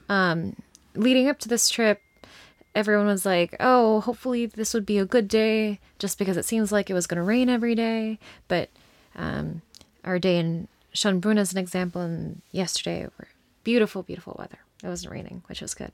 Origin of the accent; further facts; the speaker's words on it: United States; we're from the U S.